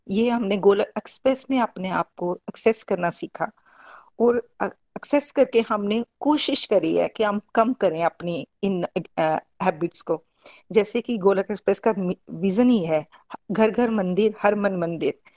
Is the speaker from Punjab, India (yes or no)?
yes; Pathankot, Punjab, India; now in Bangalore, India; पठानकोट से बेसिकली मैं पठानकोट से हूँ और बेंगलोर में हम सेटल्ड